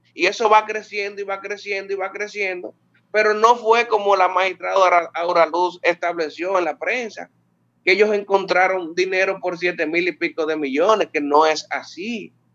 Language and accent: Spanish; Santiago de los Caballeros, Santiago, Dominican Republic; yo soy de Santiago